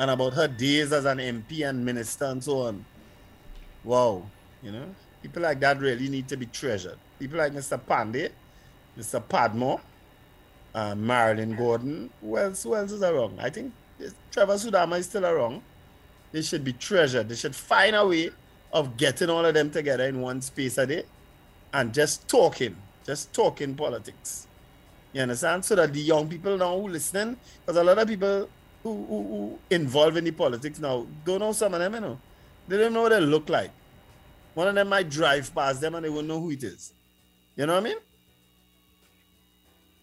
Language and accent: English; Port of Spain, Trinidad & Tobago; the very first politician I met growing up in St. James